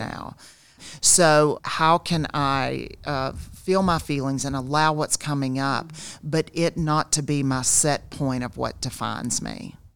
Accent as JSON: {"language": "English", "region": "South Georgia", "country": "United States", "tie": "born or raised there", "said": "I grew up in South Georgia"}